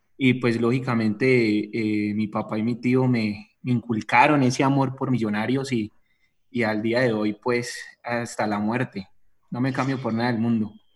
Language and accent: Spanish; Versalles, Valle del Cauca, Colombia; yo nací en Versalles Valle, municipio aquí del departamento del Valle